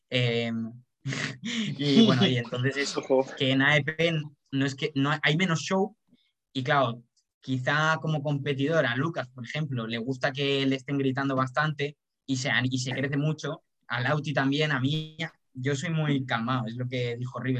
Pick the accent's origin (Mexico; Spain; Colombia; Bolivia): Colombia; Soy colombiano.